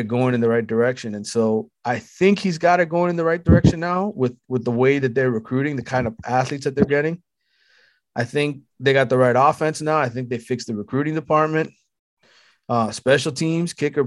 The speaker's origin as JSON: {"language": "English", "town": "Miami", "region": "Florida", "country": "United States", "said": "I'm from Miami. I cover the Miami teams"}